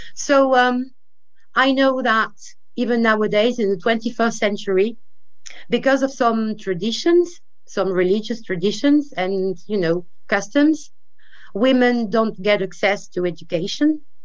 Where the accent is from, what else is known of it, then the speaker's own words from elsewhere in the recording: France; being a French woman